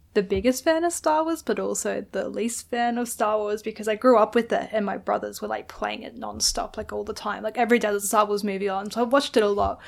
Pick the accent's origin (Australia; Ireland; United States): Australia; Adelaide, South Australia; also born or lived in England; I'm just from Adelaide